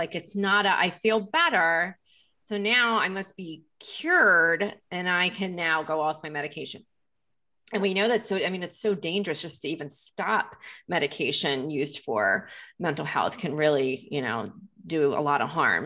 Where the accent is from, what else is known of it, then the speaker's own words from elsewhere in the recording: Lancaster, Pennsylvania, United States; moved away; I'm from Lancaster, Pennsylvania